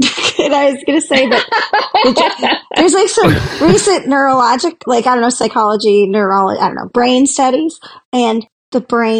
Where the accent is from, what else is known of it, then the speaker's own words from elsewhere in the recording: Tucson, Arizona, United States; I'm from Tucson